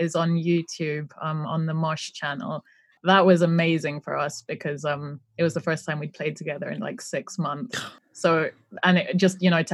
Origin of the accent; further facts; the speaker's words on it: Greece; my dad is Greek. I grew up in Greece